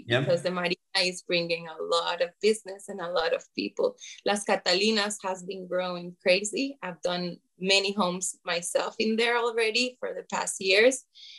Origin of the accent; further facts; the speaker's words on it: San Jose, Costa Rica; now in Guanacaste, Costa Rica; I'm here in Guanacaste for 14 years. I came from San Jose and I love it.